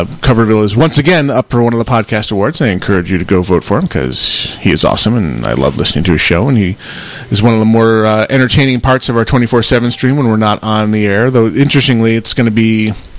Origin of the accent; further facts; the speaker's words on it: Western New York, United States; now in Phoenix, United States; I grew up in Western New York and had the full-on four seasons.